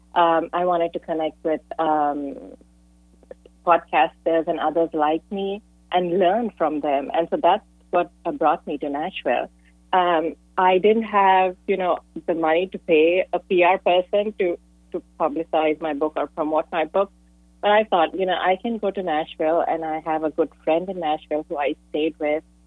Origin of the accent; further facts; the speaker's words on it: India; moved away as an adult; now in San Jose, United States; I'm an immigrant from India, and I moved to the U.S.